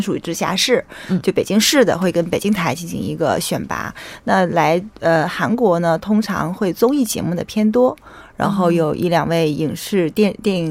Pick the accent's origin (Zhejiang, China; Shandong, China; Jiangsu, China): Shandong, China; Weihai; 它那个海域应该是会，如果厉害的话，能够游到我的故乡威海。